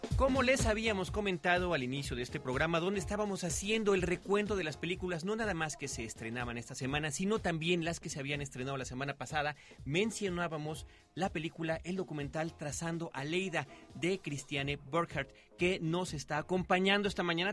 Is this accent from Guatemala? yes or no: no; Mexico; aquí en México